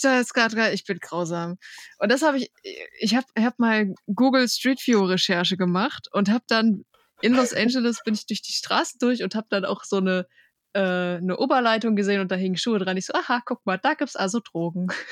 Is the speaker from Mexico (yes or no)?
no; Bad Oeynhausen, North Rhine-Westphalia, Germany; ich komme aus Bad Oeynhausen.